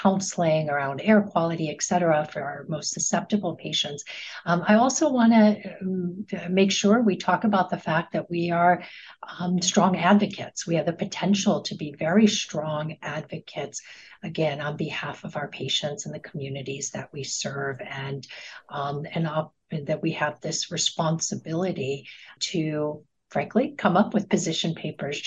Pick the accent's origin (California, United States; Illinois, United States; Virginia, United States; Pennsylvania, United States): Illinois, United States; Chicago; my hometown of Chicago